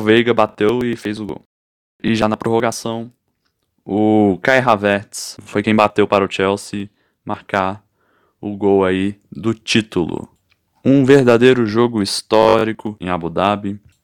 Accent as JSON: {"language": "Portuguese", "town": "Brasília", "region": "Federal District", "country": "Brazil", "said": "eu moro aqui em Brasília, eu sou de Brasília"}